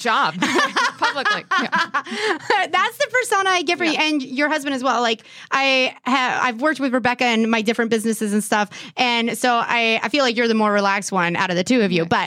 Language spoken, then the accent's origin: English; California, United States; now in Erie, United States; I'm from California